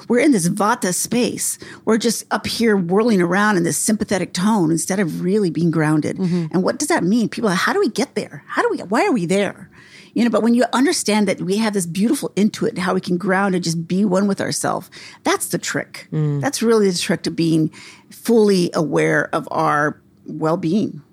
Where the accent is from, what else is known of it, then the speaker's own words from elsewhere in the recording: New Mexico, United States; I'm from New Mexico